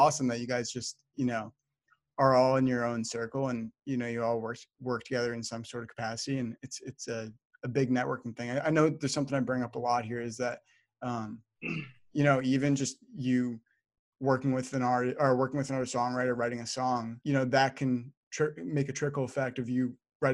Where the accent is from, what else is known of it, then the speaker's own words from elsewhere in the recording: New Jersey, United States; I'm from Jersey, you know, we don't get a crazy amount of country fans here. I also live like pretty close to New York City